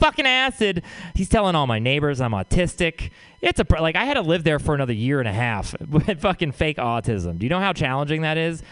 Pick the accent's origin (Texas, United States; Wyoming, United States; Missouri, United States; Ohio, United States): Texas, United States; moved away; I'm from Texas